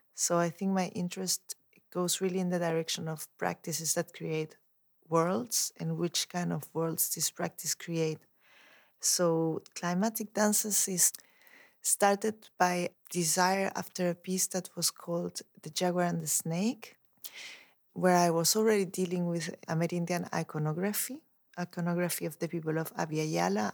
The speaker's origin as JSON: {"language": "English", "country": "Chile", "tie": "born or raised there", "also_born_or_lived": "Mexico / Europe", "moved": "as an adult", "said": "I grew up in Chile"}